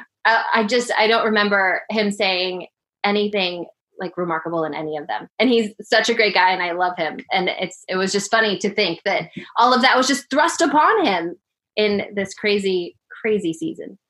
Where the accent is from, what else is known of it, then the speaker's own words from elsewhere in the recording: Denver, Colorado, United States; moved away as an adult; also born or lived in Birmingham, Alabama / Seattle / Portland; I grew up in Denver, Colorado